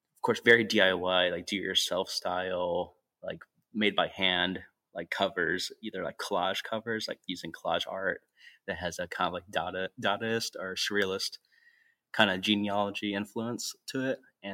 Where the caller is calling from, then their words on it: Oakland, California, United States; I'm calling in from Oakland, California right now.